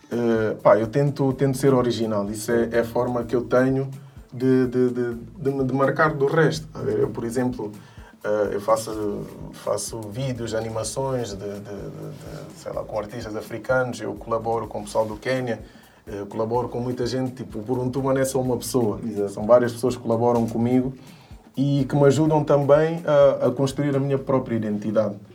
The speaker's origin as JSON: {"language": "Portuguese", "country": "Guinea-Bissau", "lives_now": "Portugal", "said": "eu não sou só guinense, não, tipo, eu digo, eu sou, eu sou de Portugal, apesar de ser guinense, mas sou de Portugal porque Portugal é Guiné-Bissau, é Angola, é Cabo Verde"}